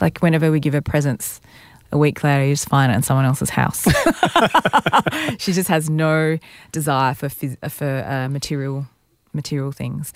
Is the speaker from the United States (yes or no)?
no; Malaysia; moved away; when I was young growing up in Malaysia